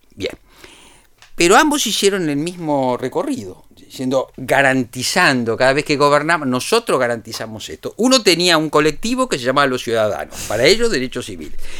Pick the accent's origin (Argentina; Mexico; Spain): Argentina